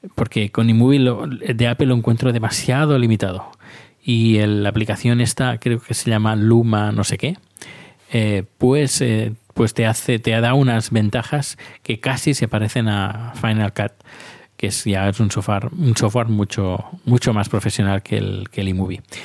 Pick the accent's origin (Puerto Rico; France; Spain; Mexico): Spain; now in Sweden; soy un español que está viviendo en Suecia